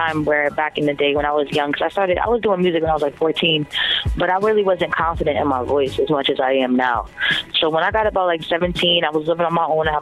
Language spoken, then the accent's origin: English; New Jersey, United States; we both from Jersey, you know. We're both from Jersey